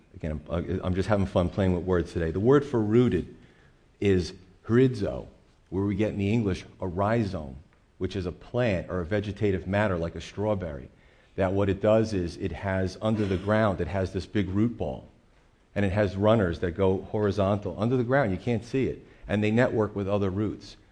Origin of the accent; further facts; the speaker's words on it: United States; as American Christians